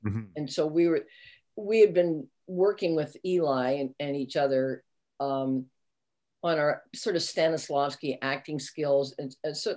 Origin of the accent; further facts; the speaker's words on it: Canada; We're Canadian actors.